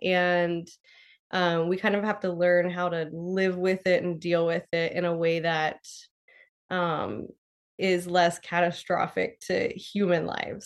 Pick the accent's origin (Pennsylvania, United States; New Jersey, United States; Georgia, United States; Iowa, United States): Pennsylvania, United States; I grew up in Pennsylvania